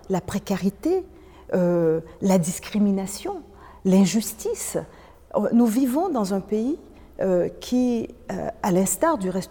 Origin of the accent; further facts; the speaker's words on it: Quebec, Canada; moi, je suis québécoise